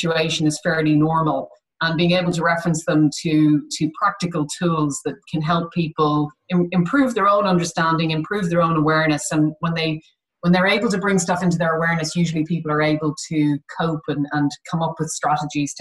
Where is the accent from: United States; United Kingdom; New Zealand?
United Kingdom; we are very British